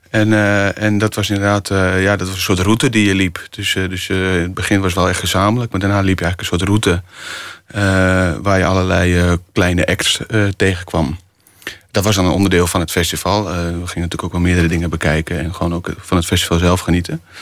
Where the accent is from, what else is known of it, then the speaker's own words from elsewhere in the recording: Friesland, Netherlands; We gingen altijd eh, met de zeilboot, ik kom uit Friesland